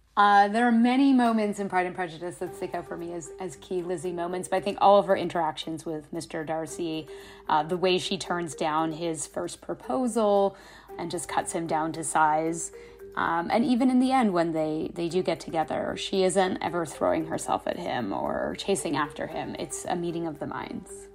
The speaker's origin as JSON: {"language": "English", "country": "Canada", "said": "I'm from Canada"}